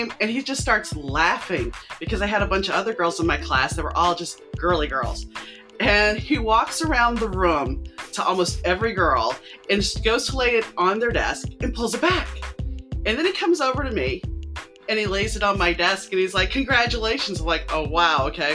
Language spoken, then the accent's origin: English; New Orleans, Louisiana, United States; I grew up in New Orleans